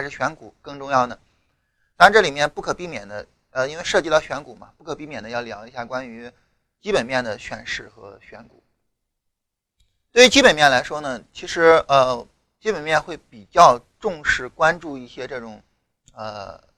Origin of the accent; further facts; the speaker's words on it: China; 我们中国人